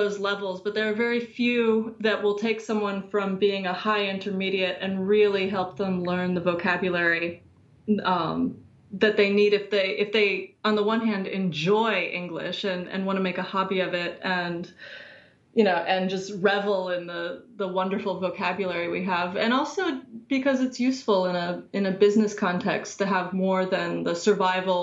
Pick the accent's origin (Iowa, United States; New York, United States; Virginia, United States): Virginia, United States; also born or lived in Washington, D.C.; I'm from Virginia in the United States. Grew up about an hour outside of D.C.